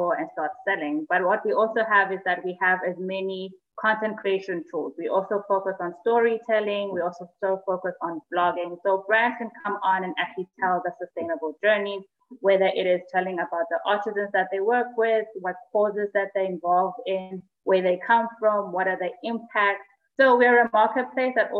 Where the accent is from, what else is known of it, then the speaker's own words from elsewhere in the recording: Eswatini; I'm from Swaziland